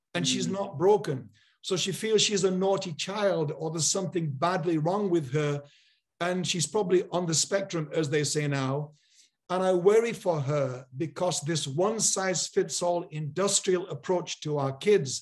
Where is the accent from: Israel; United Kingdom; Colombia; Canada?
United Kingdom; Yorkshire and the Humber; I grew up in Yorkshire in a real community